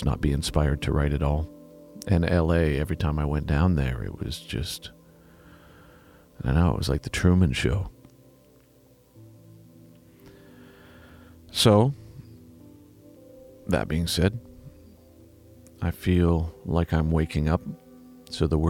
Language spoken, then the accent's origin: English; Vancouver, British Columbia, Canada; I was raised in Vancouver.